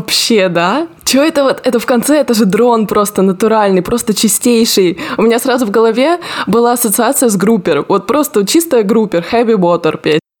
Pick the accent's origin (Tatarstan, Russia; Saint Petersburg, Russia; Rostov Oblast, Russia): Rostov Oblast, Russia; moved away; я из Ростовской области